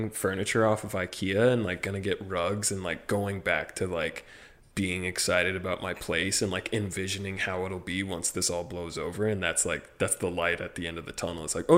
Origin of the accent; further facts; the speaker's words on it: Midwest, United States; Yeah, no. See, I'm from the real Midwest.